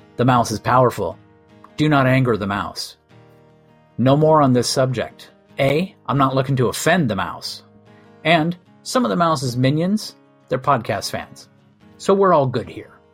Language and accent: English; Southern California, United States; I grew up in Southern California